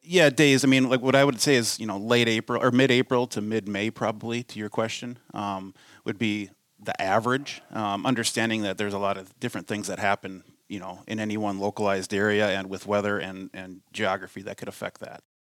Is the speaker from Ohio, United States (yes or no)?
no; Delano, Minnesota, United States; also born or lived in Cold Spring, Minnesota; I grew up in Delano, Minnesota